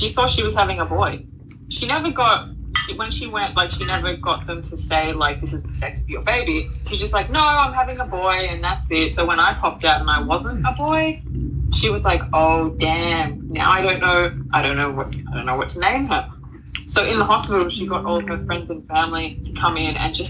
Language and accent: English; Australia; accent: Australian; I don't think our accent is like sexy at all